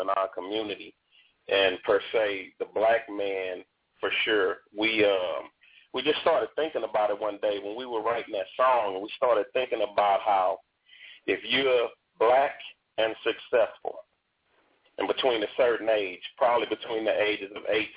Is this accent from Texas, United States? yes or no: yes; Houston, Texas, United States; I'm born and raised in Houston, Texas.